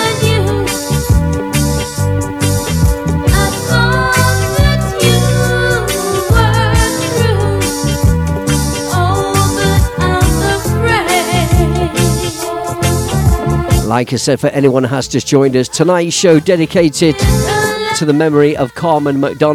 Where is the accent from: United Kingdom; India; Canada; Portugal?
United Kingdom; Leicester, East Midlands; a family that I grew up with on St Andrew's Estate in Leicester